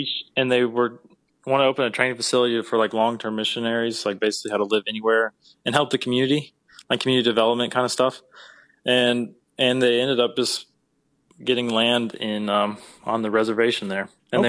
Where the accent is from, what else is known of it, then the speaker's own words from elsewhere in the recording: North Carolina, United States; Yes, sir. I was Western North Carolina.